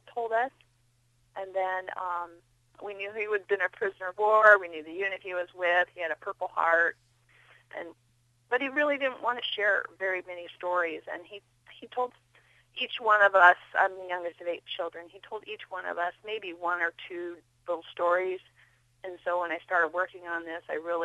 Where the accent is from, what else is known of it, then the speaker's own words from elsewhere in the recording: Kimballton, Iowa, United States; We grew up in Southwest Iowa.